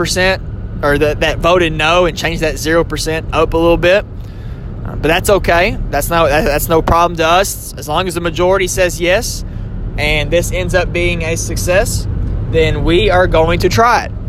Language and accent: English; Southern Kentucky, United States; accent: country twang; I am from Southern Kentucky, so sometimes my country twang may come out of me